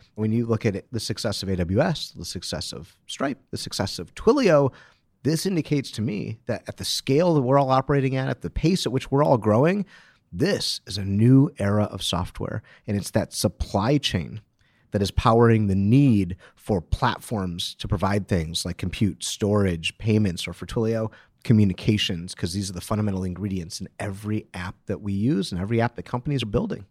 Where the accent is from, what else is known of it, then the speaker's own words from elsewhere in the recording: Detroit, Michigan, United States; I'm from Detroit